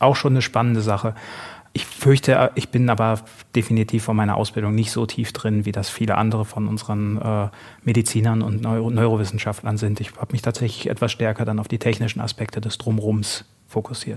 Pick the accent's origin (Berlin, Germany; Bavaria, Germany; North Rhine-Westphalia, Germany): North Rhine-Westphalia, Germany; moved away as an adult; also born or lived in Essen; wollte dann ein bisschen wieder in Richtung alte Heimat. Ich komme aus Südwestfalen